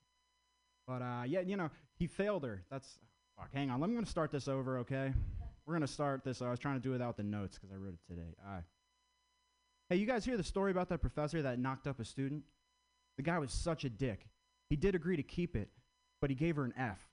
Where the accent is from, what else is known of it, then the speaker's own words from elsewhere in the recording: Vermont, United States; I grew up in Vermont